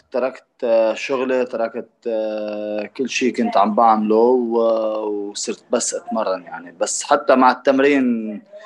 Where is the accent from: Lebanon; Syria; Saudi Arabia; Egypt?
Lebanon; عندنا بلبنان